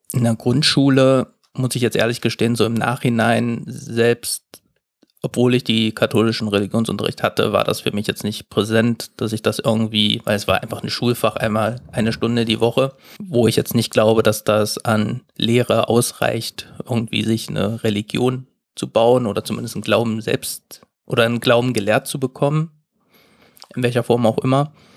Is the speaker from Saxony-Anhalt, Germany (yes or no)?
yes; Saxony-Anhalt, Germany; moved away; also born or lived in Baden-Württemberg; Ich komme aus Sachsen-Anhalt. Ich bin vier